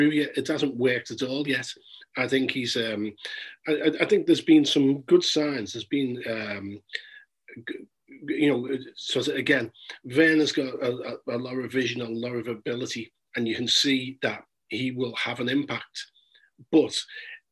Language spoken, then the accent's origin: English; Liverpool, North West England, United Kingdom; now in London, United Kingdom; I'm from Liverpool myself